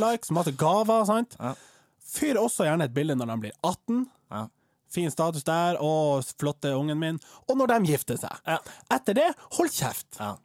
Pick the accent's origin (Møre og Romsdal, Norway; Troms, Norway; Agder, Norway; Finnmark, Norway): Troms, Norway; jeg er fra Stakkevollan